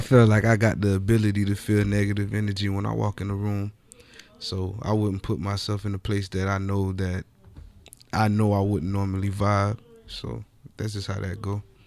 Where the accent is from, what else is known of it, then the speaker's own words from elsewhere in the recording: Miami, Florida, United States; I'm from Dade County